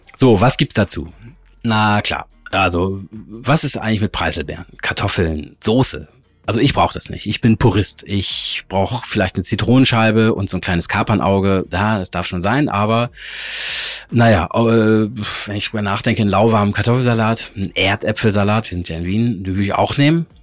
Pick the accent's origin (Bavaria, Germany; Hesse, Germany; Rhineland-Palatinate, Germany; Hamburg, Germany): Hamburg, Germany; meiner Heimat und meiner Lieblingsstadt Hamburg